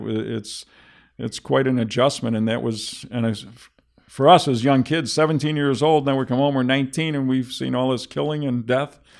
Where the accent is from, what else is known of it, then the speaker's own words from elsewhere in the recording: Buffalo, New York, United States; I'm from, I was from Seneca Street